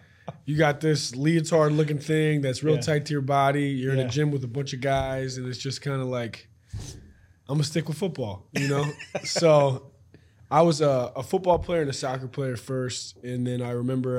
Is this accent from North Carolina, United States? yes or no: yes; North Carolina, United States; born there; now in Raleigh, United States; And then was born outside of the Charlotte area. I've lived in Raleigh since 2013